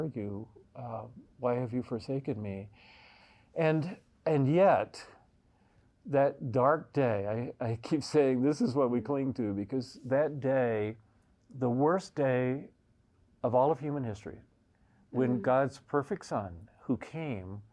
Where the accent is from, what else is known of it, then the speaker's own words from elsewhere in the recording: the Bible Belt, United States; now in Evergreen, Colorado, United States; being born in the Bible Belt in the United States